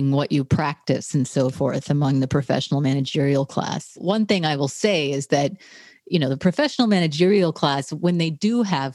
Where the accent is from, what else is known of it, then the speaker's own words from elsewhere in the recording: Tarrant County, Texas, United States; moved away as an adult; also born or lived in Boston / Cambridge; we come from Tarrant County in Texas, which is the most reliably red county in Texas